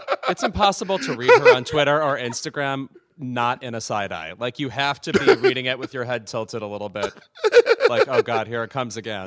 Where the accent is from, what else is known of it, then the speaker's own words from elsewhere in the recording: Chicago, Illinois, United States; I'm from Chicago